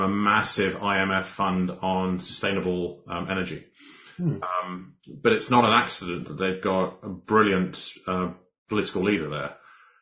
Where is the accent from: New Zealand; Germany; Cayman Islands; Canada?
Cayman Islands; also born or lived in Scotland; my home country of Cayman, Cayman and Scotland are my countries.